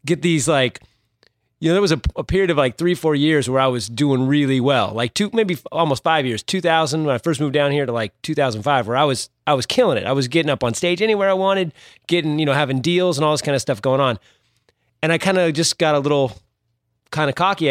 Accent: Santa Cruz, California, United States; I grew up in Northern California, okay. Santa Cruz.

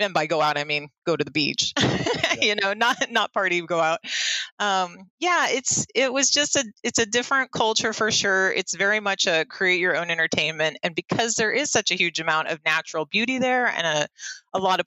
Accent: North Bend, Oregon, United States; moved away as an adult; now in Southern Oregon, United States; I was born and raised on the Oregon coast in North Bend.

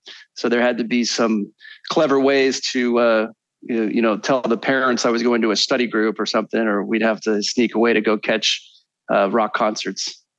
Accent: Kalamazoo, Michigan, United States; growing up in Kalamazoo, I was older for my grade where I went to high school.

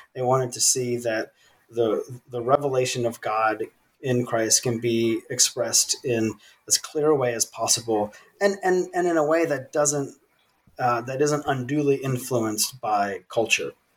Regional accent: Virginia, United States; moved away as an adult; also born or lived in South Sudan; I was born and raised in the United States in the state of Virginia

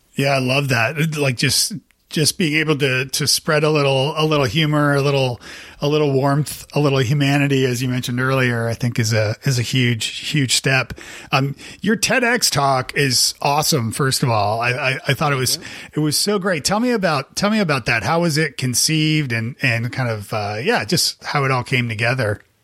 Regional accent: Canada; now in Nashville, United States; I'm from Canada

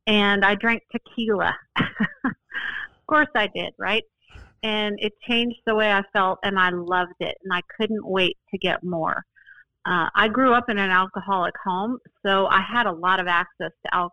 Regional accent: Boulder, Colorado, United States; now in Austin, United States; I grew up in Boulder, Colorado

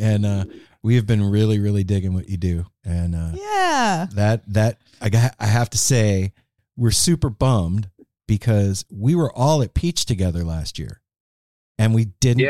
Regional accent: West Coast, United States; we're from the West Coast

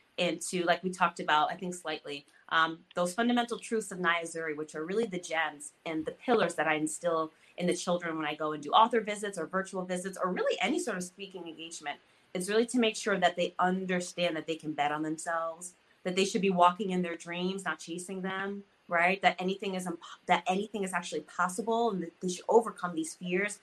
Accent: United States; I'm growing up in America, but I'm not quite American.

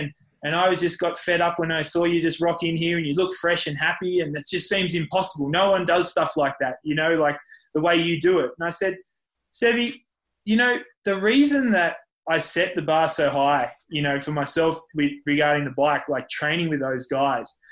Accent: Lord Howe Island, New South Wales, Australia; also born or lived in Tasmania / Port Macquarie; now in Andorra; we moved to the island for most of primary school

